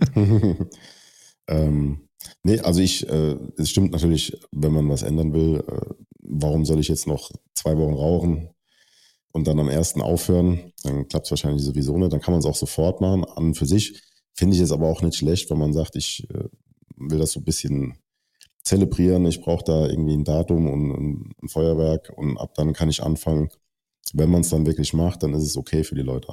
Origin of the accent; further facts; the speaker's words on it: Germany; als deutscher Athlet